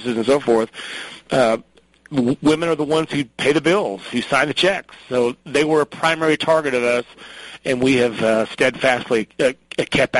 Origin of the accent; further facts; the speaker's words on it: Oklahoma City, Oklahoma, United States; moved away as an adult; now in Colorado, United States; I grew up in Oklahoma City where you had three TV stations and a PBS station